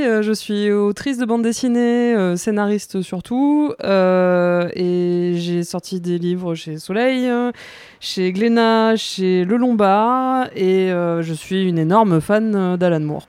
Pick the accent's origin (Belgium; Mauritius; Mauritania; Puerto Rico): Mauritius; moved away as an adult; now in France; je suis mauricienne, j'ai grandi à l'île Maurice